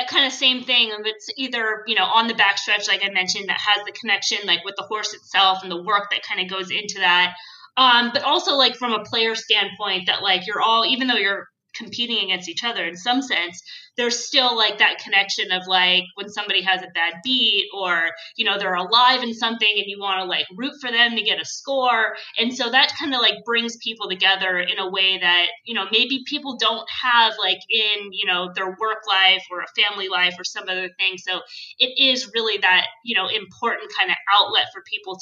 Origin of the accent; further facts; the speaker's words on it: Sonoma, California, United States; also born or lived in Los Angeles, California; I was born in LA, but I moved to Sonoma, which is a small town in Northern California at the age of 7. So I kind of grew up in that area